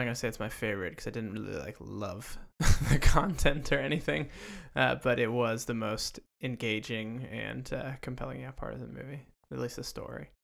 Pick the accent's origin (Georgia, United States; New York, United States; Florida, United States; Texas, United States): Texas, United States; growing up in Texas